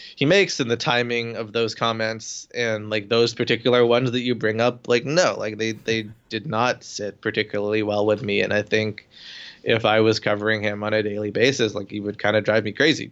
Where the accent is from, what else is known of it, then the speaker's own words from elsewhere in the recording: Toronto, Ontario, Canada; moved away; I went to Toronto the other week, my hometown